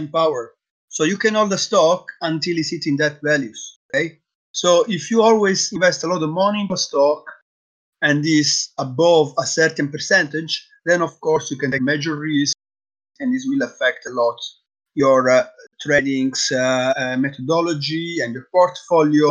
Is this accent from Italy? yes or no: yes; Sicily, Italy; moved away as an adult; also born or lived in Thailand; now in Netherlands; I'm from Italy. I grew up in Sicily